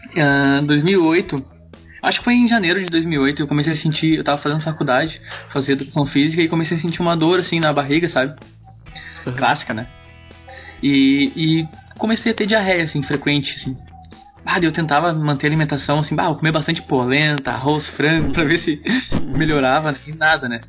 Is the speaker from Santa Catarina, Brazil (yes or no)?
no; Gravataí, Rio Grande do Sul, Brazil; eu sou de Gravataí, né? Que é tipo é um, uns 40 minutos de Porto Alegre.